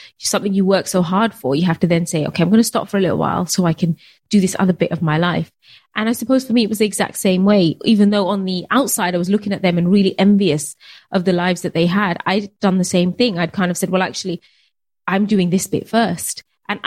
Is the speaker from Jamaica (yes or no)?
no; United Kingdom; being Bangladeshi, being British